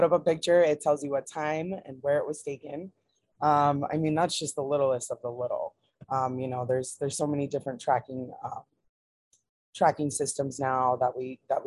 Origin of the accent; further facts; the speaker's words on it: Hawaii, United States; we grew up in Hawaii